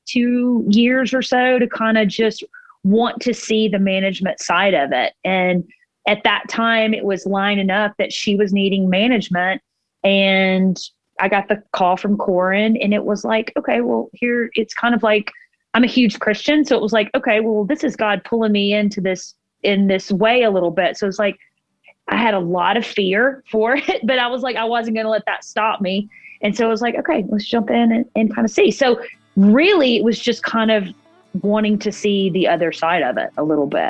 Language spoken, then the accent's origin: English; Mississippi, United States; now in Nashville, United States; growing up in Mississippi